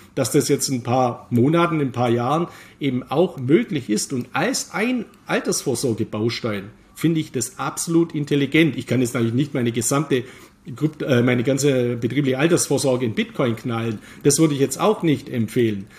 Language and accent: German; Germany; bei uns in Deutschland